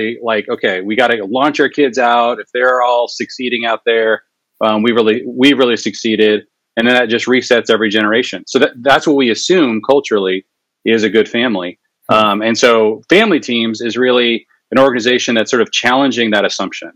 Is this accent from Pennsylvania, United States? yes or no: no; Seattle, Washington, United States; also born or lived in Jerusalem; now in Fort Thomas, United States; I grew up in Seattle, but we've been living here for a while now.